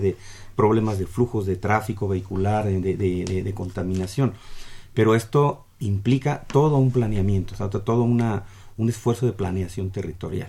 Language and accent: Spanish; Mexico; nosotros como mexicanos